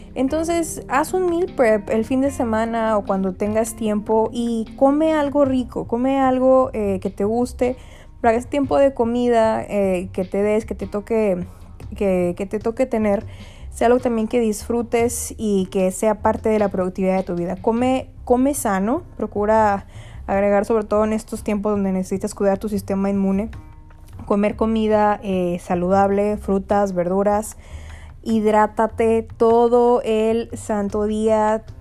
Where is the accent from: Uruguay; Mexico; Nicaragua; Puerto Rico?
Mexico; moved away as an adult; now in United States; soy mexicana